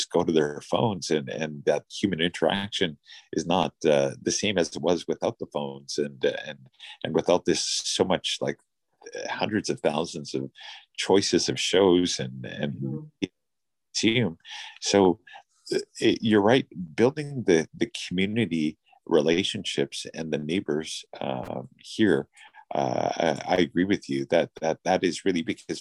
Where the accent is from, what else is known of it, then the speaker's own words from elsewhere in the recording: British Columbia, Canada; we are Canadians, we're British Columbians, we're from our respective cities